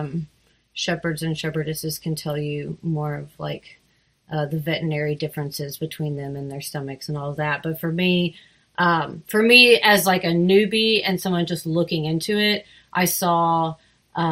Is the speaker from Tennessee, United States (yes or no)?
yes; Soddy-Daisy, Tennessee, United States; also born or lived in Auburn, Alabama / Seattle, Washington; I grew up outside Chattanooga in a place called Soddy Daisy